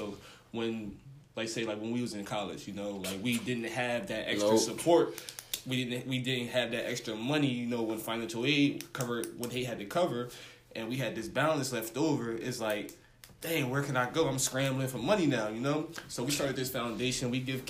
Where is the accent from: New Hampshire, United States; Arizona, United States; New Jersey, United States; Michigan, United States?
New Jersey, United States; Camden; I'm pretty much a black male educator at Kit Whittier Middle, right here in Camden, my hometown where I grew up at.